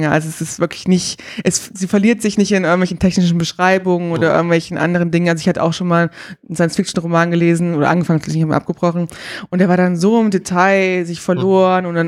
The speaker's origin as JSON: {"language": "German", "region": "Berlin", "country": "Germany", "tie": "born or raised there", "said": "Ich bin in Berlin zur Schule gegangen"}